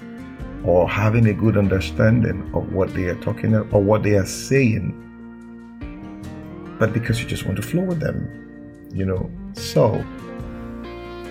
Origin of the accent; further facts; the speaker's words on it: Nigeria; I'm a Nigerian